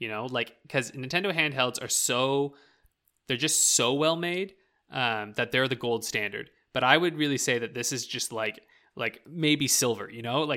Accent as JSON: {"language": "English", "country": "Canada", "accent": "rural Canadian (\"byes\")", "said": "here in Canada, when you go out into the boonies and you go out into like, you know, rural Canada, we have accents that you wouldn't even, you'd be like, what is this man saying? I mean, my accent growing up"}